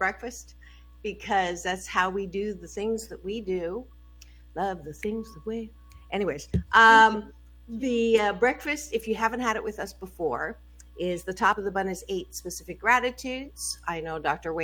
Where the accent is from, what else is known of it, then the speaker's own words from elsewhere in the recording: Canada; I'm also Canadian